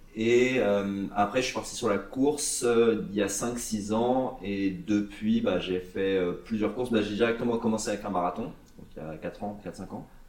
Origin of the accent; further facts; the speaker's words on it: Antony, Île-de-France, France; now in Nuremberg, Germany; j'habite à Nuremberg, je viens de France, euh, région parisienne, Antony.